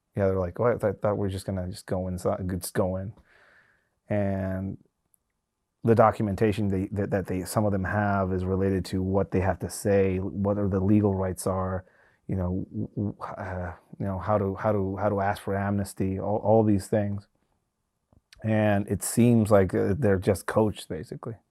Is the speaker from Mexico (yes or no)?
yes; Tijuana, Baja California, Mexico; now in United States; Tijuana one of the focal points of some of these migrant caravans uh, uh, uh, is my hometown